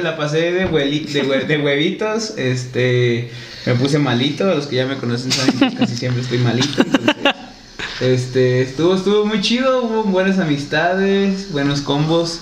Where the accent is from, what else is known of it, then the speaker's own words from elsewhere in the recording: Mexico; nuestra identidad, a lo mejor como mexicanos